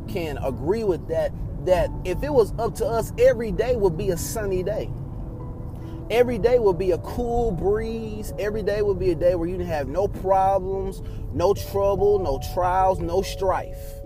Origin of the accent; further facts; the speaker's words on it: Texas, United States; I was growing up in Texas